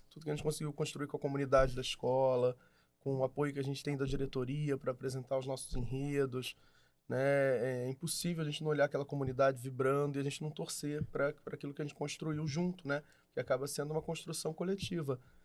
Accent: Niterói, Rio de Janeiro, Brazil; Nasci em Niterói.

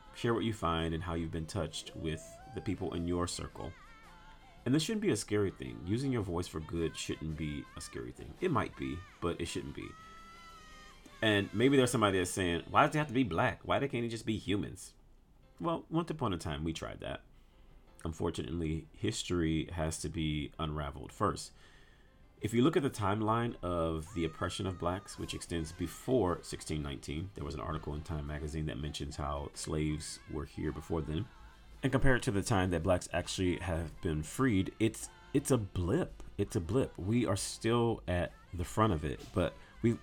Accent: Louisiana, United States; I'm from Louisiana

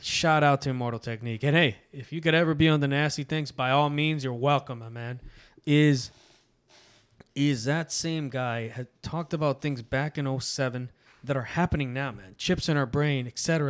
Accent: Canada; Latino in, in Canada, you know, but if I go to Nicaragua, el Canadiense

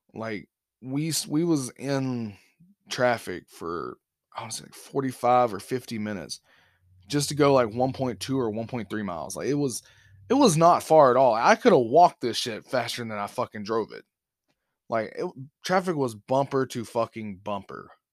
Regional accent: Alabama, United States; moved away; I'm from Alabama

